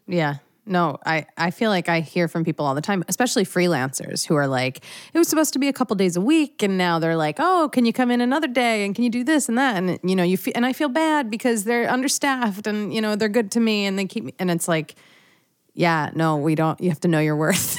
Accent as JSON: {"language": "English", "area": "outside of Philadelphia", "region": "Pennsylvania", "country": "United States", "tie": "born or raised there", "said": "I grew up outside of Philadelphia"}